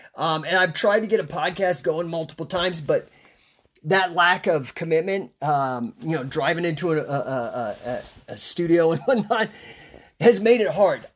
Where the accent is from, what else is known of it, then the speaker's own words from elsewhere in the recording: Rocky Flats, between Boulder and Denver, Colorado, United States; we lived, uh, within a ten mile radius of a place known as Rocky Flats. It's between Boulder and Denver